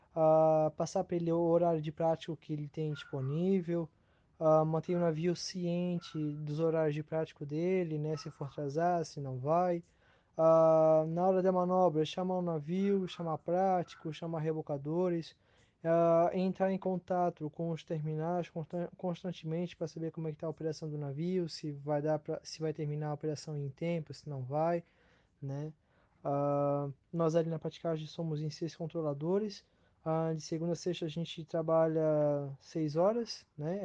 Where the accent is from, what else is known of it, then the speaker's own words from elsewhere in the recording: Itajaí, Santa Catarina, Brazil; sou natural de Itajaí, né? Moro aqui em Itajaí